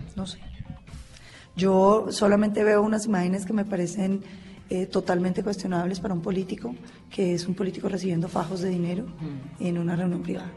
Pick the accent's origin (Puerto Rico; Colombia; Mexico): Colombia; nosotros como colombianos